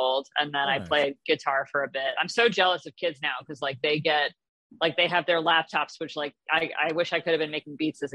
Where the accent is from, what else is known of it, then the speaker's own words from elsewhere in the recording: New York, United States; moved away as an adult; now in Los Angeles, United States; I grew up in New York and then lived in the city for a while